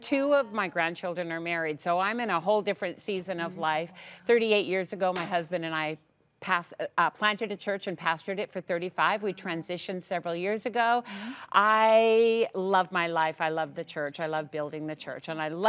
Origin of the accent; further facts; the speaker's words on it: Vancouver, British Columbia, Canada; I am born and raised in Vancouver and love Jesus